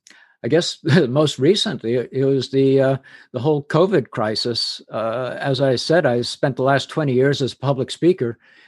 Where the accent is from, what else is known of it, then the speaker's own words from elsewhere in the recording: England, United Kingdom; accent: English; Plus the fact I had an English accent at the time. I grew up in England.